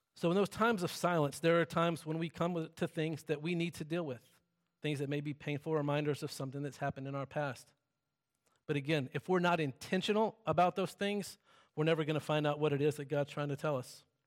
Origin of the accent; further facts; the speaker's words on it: the South, United States; I'm from the South and everything there is, like, silent and still